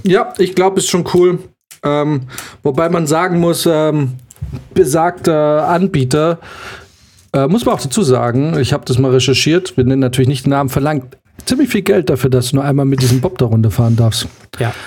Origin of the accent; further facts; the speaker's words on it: Munich, Bavaria, Germany; da wo wir herkommen, München ist